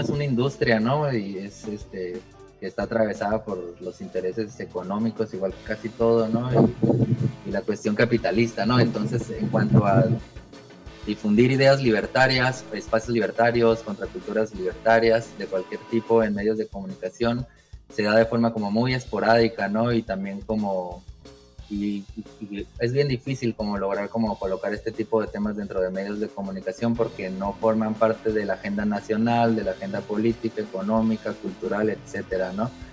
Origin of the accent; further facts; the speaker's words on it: Mexicali, Baja California, Mexico; yo soy de Mexicali, Baja California, soy del norte